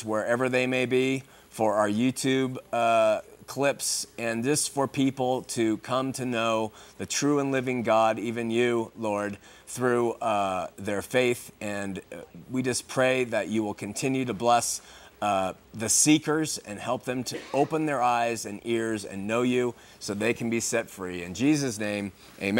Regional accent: Huntington Beach, California, United States; Growing up in Huntington Beach

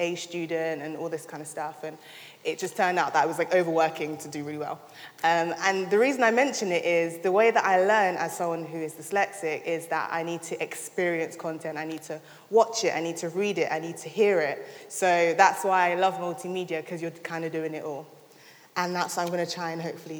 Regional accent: London, United Kingdom; moved away as an adult; now in Sheffield, United Kingdom; I'm originally from London

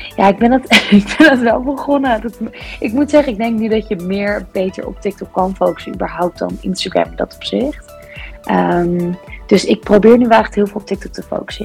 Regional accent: East Grinstead, South East England, United Kingdom; now in Netherlands; ik ben geboren in East Grinstead in eh, Sussex, dus het zuiden van eh, Engeland

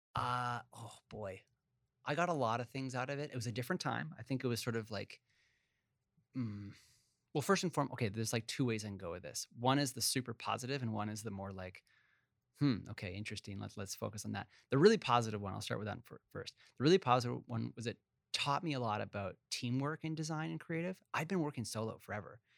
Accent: Vancouver, British Columbia, Canada; also born or lived in Montreal; my sister and I grew up, uh, in Vancouver. Uh, I was born originally in Montreal

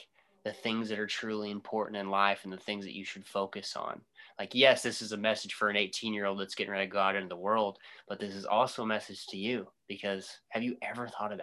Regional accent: Oakland City, Indiana, United States; now in Indianapolis, United States; I'm some kid from Oakland City

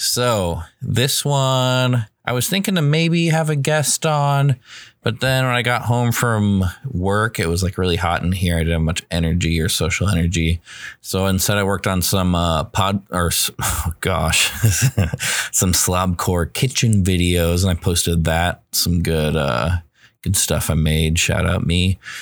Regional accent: United States; I'm an American

